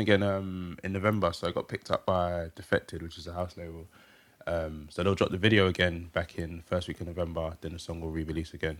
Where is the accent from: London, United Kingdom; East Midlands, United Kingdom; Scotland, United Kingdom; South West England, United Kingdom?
London, United Kingdom; I'm from Hackney.